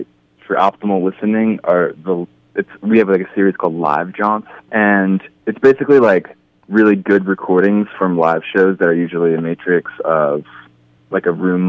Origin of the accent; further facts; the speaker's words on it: Boston, Massachusetts, United States; We're from Boston. We've toured out to Colorado several mm-hmm. times from Boston.